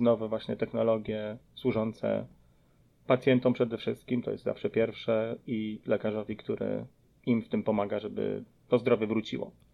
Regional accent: Podkarpacie, near Rzeszów, Subcarpathian Voivodeship, Poland; moved away as an adult; also born or lived in Philadelphia suburbs, Pennsylvania, United States; now in Philadelphia, United States; pochodzę z Podkarpacia, y, z okolic Rzeszowa.

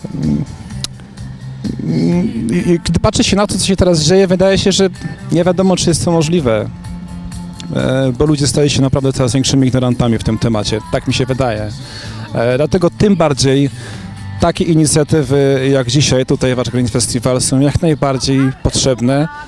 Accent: Zubrzyca, Poland; moved away; nawet u siebie na, na wsi, w Zubrzycy, skąd pochodzę, czasami bywam

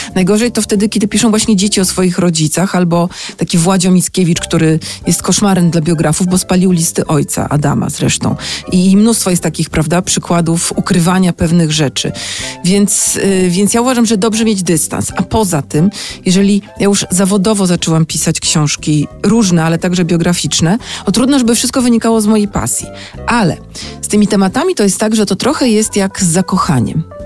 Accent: Sopot, Pomeranian Voivodeship, Poland; Ja jestem z Sopotu, ja mam bliżej do Sztokholmu niż do Sanoka

